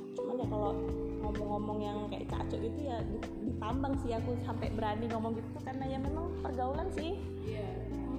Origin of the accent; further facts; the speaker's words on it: Java, Indonesia; moved away; aku itu dulu waktu kecil aku kan besar di Jawa